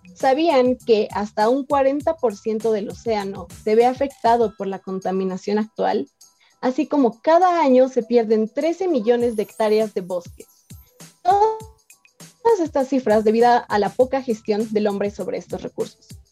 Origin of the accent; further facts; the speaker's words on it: Mexico; como mexicanos